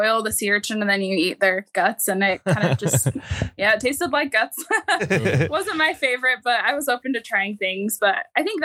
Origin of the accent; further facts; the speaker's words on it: Idaho, United States; I'm from Idaho